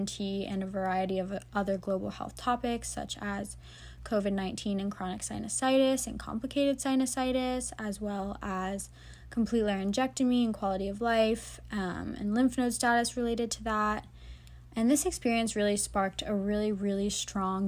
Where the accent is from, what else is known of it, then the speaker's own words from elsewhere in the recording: Tampa, Florida, United States; my hometown of Tampa, Florida